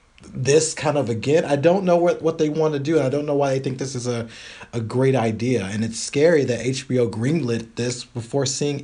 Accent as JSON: {"language": "English", "region": "the South", "country": "United States", "tie": "born or raised there", "said": "I grew up in the South, and I grew up where the parts of the town were separated. We had two of the same grocery stores, one for whites, one for blacks."}